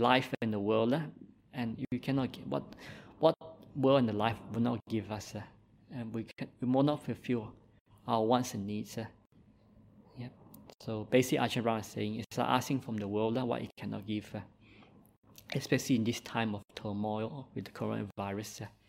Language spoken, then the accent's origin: English; Malaysia; born there; accent: Malaysian; English is a second language; I make my English improve now, but I was born in Malaysia, so I have a Malaysian accent, and sometimes my English and writing is not that perfect.